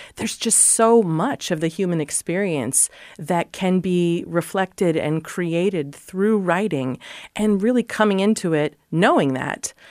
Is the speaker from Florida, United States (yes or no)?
no; Columbus Junction, Iowa, United States; I'm an Iowa girl. I grew up in Columbus Junction